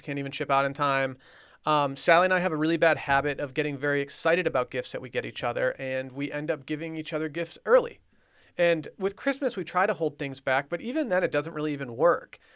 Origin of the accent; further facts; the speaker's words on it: Harbor Springs, Michigan, United States; moved away; my hometown, Harbor Springs